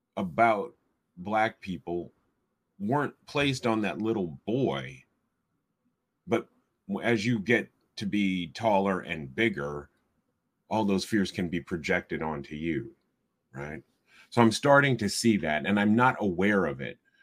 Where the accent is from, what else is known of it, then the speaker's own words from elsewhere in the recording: Iowa City, Iowa, United States; This is my hometown, and almost anything that I might do would get back to my mother or my siblings